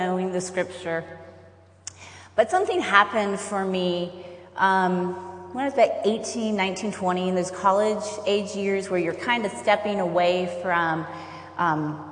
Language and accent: English; Roanoke, Virginia, United States; I am from Roanoke, Virginia